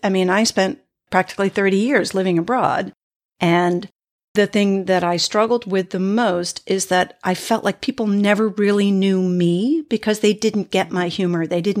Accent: East Coast, United States; which is also not where I'm from. I grew up on the East Coast of the US. So it also feels like a foreign place.

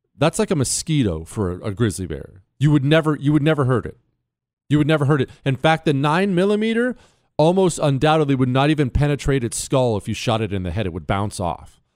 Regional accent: Montana, United States; I grew up in Montana. Remember, I moved to Montana when I was 10

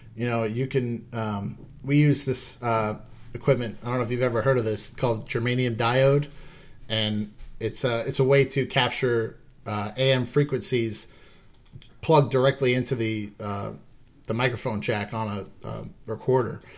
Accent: Long Island, New York, United States; I was born and raised on Long Island

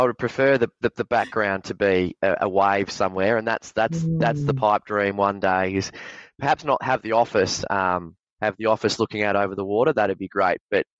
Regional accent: Victoria, Australia; I grew up down on the Mornington Peninsula, like a lot of young men, very, very sports mad, always had aspirations of being an AFL footballer

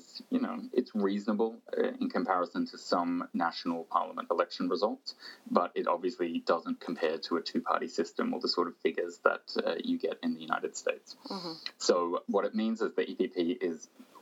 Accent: Australia; moved away; my home country, Australia

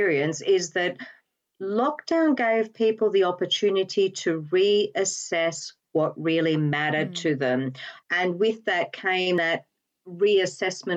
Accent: Australia; moved away as an adult; now in United Kingdom; the accent, you're absolutely right, gives me away every time. I am actually an Australian

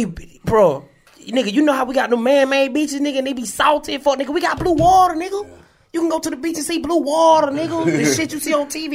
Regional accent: Atlanta, Georgia, United States; I'm from Adamville, so you know, MLK all I know.

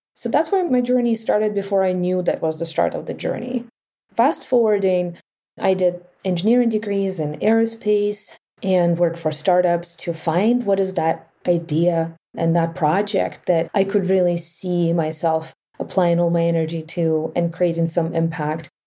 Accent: Ukraine; moved away; I was born in Ukraine

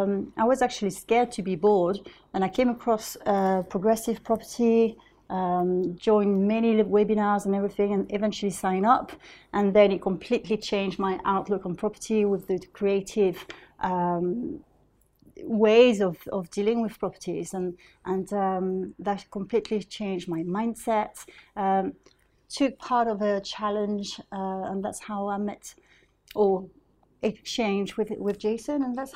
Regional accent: London, United Kingdom; Yeah, because we're both from South London

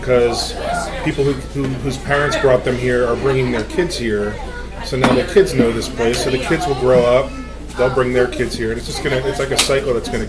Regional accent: Delaware County, Pennsylvania, United States; I grew up in Delco

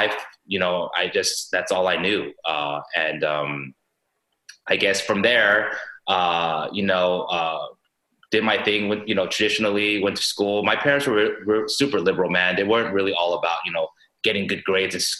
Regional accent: Los Angeles, California, United States; born in Northridge

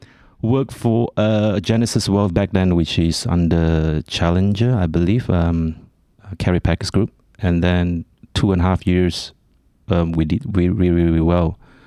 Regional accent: Kuala Lumpur, Malaysia; born or raised there; also born or lived in Penang; now in Australia

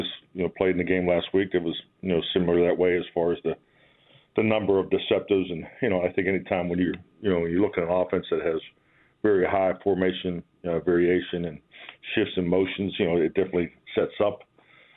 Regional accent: Pittsburgh, Pennsylvania, United States; moved away; being a kid growing up in Pittsburgh

